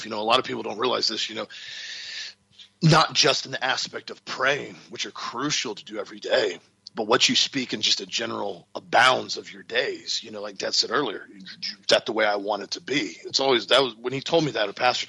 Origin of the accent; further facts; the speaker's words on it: Auburndale, Florida, United States; I grew up in Central Florida when the population of our town was 5,000 people. And I could go ride my bicycle all the way to downtown Auburndale